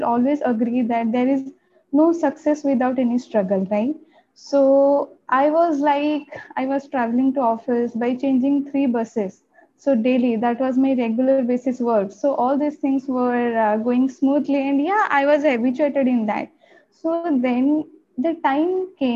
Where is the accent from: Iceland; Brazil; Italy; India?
India; Odisha; first language Odia; English is a second language; also born or lived in Bangalore; my hometown is in Odisha